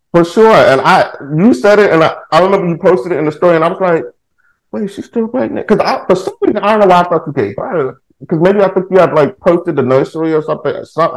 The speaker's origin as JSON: {"language": "English", "town": "Houston", "region": "Texas", "country": "United States", "said": "I live in Texas. I'm from Houston, Texas"}